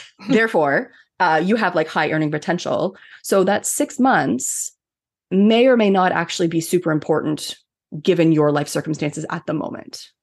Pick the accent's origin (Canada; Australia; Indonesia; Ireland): Canada; I'm Canadian